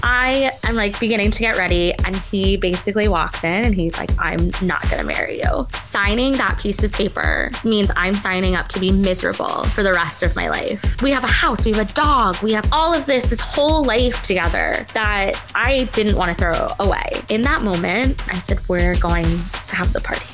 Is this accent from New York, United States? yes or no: yes; New York City, New York, United States; moved away as an adult; also born or lived in the South (US); I said I was from New York City